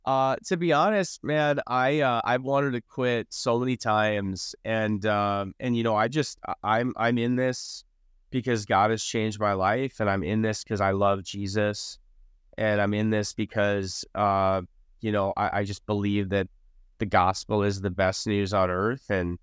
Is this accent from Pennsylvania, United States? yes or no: no; North Dakota, United States; So Pulse started in North Dakota. I was born and raised in North Dakota.